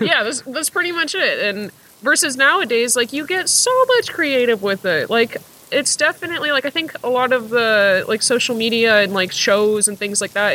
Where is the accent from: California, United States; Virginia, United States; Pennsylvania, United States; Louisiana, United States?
California, United States; Sacramento; I am from Sacramento